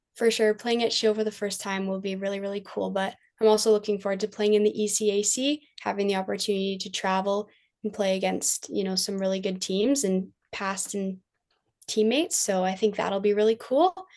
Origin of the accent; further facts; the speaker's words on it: Kitchener, Ontario, Canada; play at a high level in my hometown